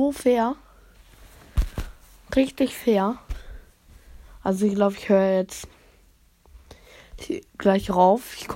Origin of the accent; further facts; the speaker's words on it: Germany; Also ich komme ja aus Deutschland.